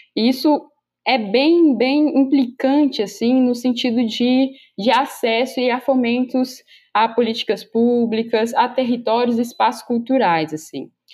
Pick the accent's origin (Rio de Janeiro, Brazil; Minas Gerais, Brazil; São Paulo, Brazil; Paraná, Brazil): Minas Gerais, Brazil; Belo Horizonte; sou da Zona Norte de BH, mais precisamente ali de Venda Nova